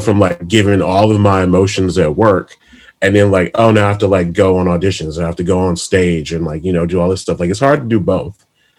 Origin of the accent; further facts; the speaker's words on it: Michigan, United States; I'm from Michigan.